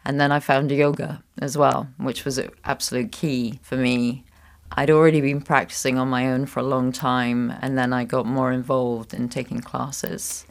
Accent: Scotland, United Kingdom; moved away as an adult; also born or lived in United States / Netherlands; now in Luxembourg; I was born in Scotland, um, and I traveled, uh, to different places

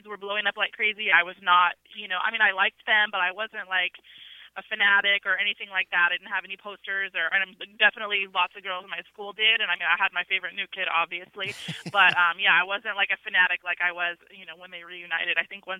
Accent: North Dakota, United States; I grew up in the Midwest in North Dakota on an Air Force base.

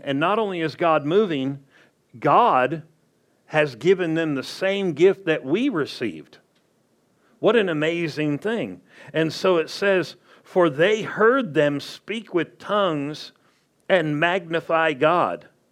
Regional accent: Southern California, United States; I was born and raised in Southern California

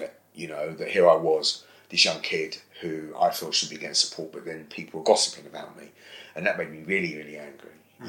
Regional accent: London, United Kingdom; I was born and raised in Brixton

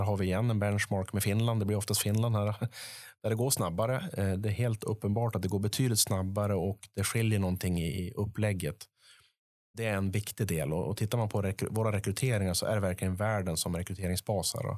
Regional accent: Piteå, Norrbotten County, Sweden; uppe i norr i Piteå, min, mina hemtrakter

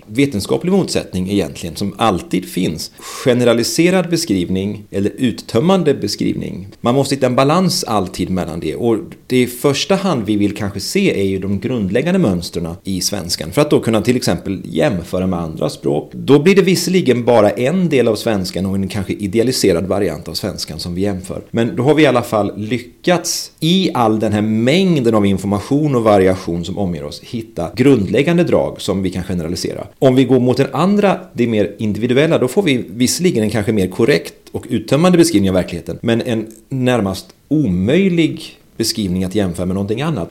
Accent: Västergötland, Västra Götaland, Sweden; Som västgöte använder jag vart snarare än vart

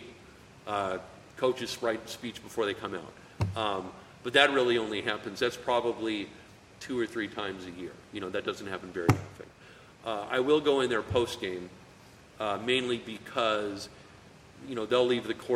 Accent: Greeley, Colorado, United States; we grew up in the same hometown. You know, we're both from Greeley

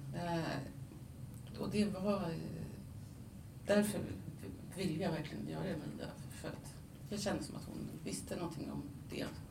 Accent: Denmark; first language Danish and Swedish (bilingual); moved away; jag är upp, född och uppvuxen i Danmark så danska, jag är liksom tvåspråkig från början

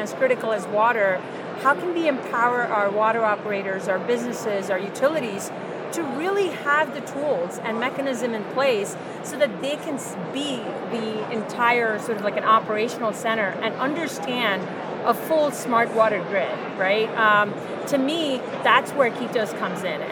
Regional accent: India; moved away; I grew up in India

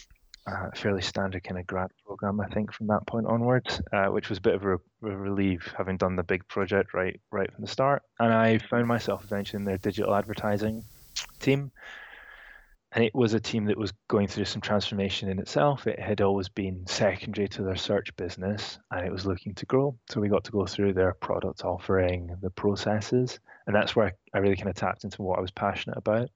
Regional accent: Edinburgh, Scotland, United Kingdom; moved away as an adult; also born or lived in Reading; now in London, United Kingdom; I'm from Edinburgh originally, and I moved to London a couple of years ago.

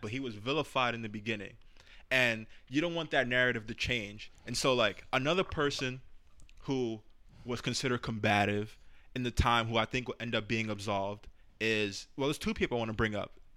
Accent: New York City, New York, United States; I'm from the Bronx

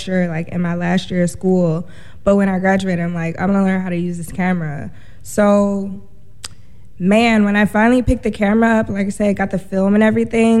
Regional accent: Cleveland, Ohio, United States; I'm from Cleveland.

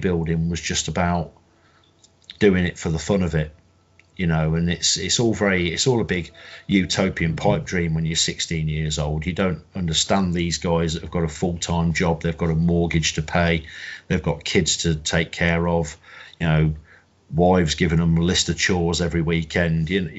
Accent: Coventry, West Midlands, United Kingdom; I'm from Coventry in the Midlands.

